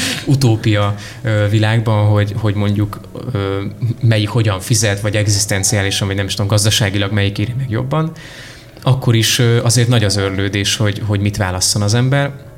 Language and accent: Hungarian; Miskolc, Borsod-Abaúj-Zemplén, Hungary; moved away as an adult; now in Budapest, Hungary; Miskolcon éltem előtte, ott születtem meg ott érettségiztem